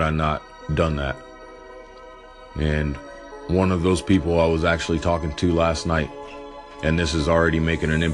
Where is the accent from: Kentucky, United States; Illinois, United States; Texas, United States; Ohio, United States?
Texas, United States; Morton; born or raised there